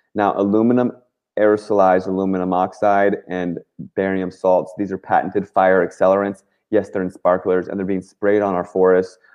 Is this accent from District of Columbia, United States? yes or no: yes; Washington, District of Columbia, United States; I grew up in Washington, D.C.